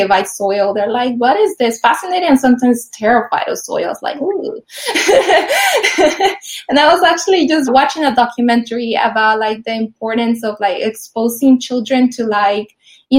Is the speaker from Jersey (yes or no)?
no; Mexico City, Mexico; now in Los Angeles, United States; I grew up in Mexico City, so it was like a concrete jungle, just like Los Angeles, where I currently live.